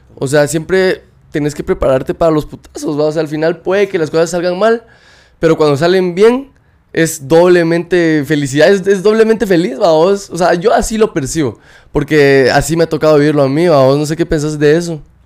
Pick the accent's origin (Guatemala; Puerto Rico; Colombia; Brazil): Guatemala; moved away; somos de Guatemala